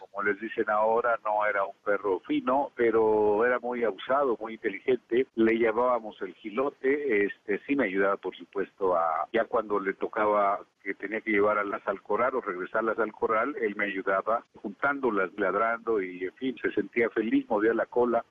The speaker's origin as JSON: {"language": "Spanish", "region": "Zacatecas", "country": "Mexico", "tie": "born or raised there", "also_born_or_lived": "Fresnillo", "said": "soy de Zacatecas y crecí rodeado de animales"}